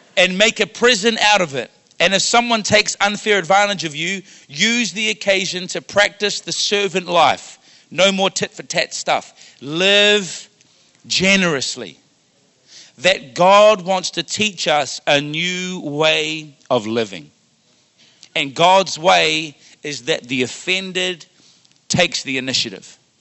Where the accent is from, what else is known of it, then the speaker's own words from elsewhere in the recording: Wellington, New Zealand; now in Ottawa, Canada; Growing up in Wellington, New Zealand